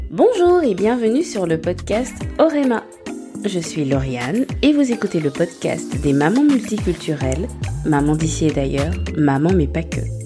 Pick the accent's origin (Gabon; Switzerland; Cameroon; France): Gabon; moved away; je suis partie au Gabon avec ma petite famille et je me suis reconnectée avec moi-même. Trois ans sans mettre les pieds sur ma terre natale